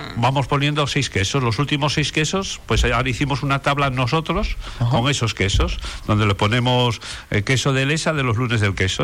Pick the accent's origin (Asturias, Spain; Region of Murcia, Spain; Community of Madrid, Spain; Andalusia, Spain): Asturias, Spain; now in Canary Islands, Spain; mi tierra, que es Asturias